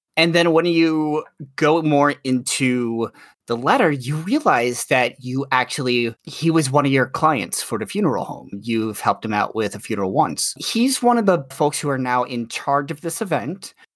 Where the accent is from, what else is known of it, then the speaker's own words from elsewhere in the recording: New York, United States; I'm a New Yorker